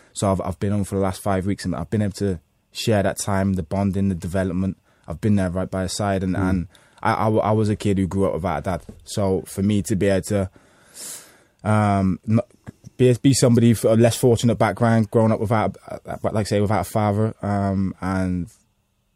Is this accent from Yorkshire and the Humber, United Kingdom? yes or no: no; Liverpool, North West England, United Kingdom; also born or lived in Florida; I'm based in Liverpool. Liverpool's my hometown